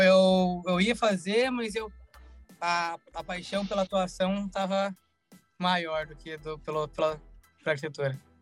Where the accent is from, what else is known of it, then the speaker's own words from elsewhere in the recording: Salvador, Bahia, Brazil; also born or lived in Curitiba / New York; now in Los Angeles, United States; Eu nasci em Salvador e de Salvador eu fui para Curitiba. Ah, desde então, sete então anos eu morei em Curitiba